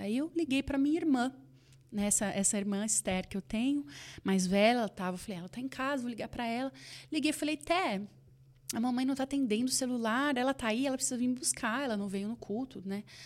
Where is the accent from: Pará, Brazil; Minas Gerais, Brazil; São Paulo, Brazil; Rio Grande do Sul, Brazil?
São Paulo, Brazil; Campinas; now in Dallas, United States; E nós estávamos ali em Campinas, onde, é, da onde eu sou